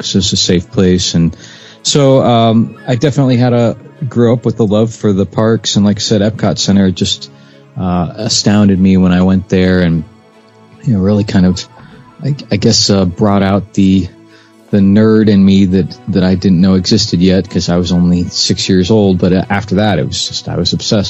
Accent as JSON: {"language": "English", "town": "Clearwater", "region": "Florida", "country": "United States", "tie": "born or raised there", "said": "I was born and raised in Florida"}